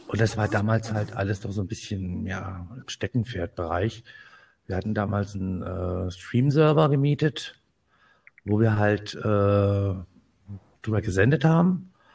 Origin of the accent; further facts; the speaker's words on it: Kassel, Hesse, Germany; ich komme aus dem schönen Hessen, aus dem schönen Nordhessen, bin geboren in Kassel